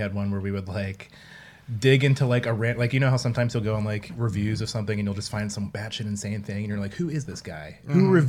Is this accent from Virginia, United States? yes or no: yes; Richmond, Virginia, United States; I'm from Richmond, Virginia.